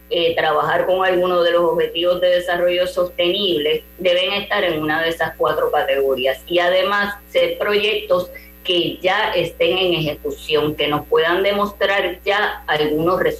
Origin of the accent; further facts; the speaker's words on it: Puerto Rico; y yo que, como puertorriqueña no pronuncio mucho la e, S, lo enfatizo para que sepan que es en plural donativos ambientales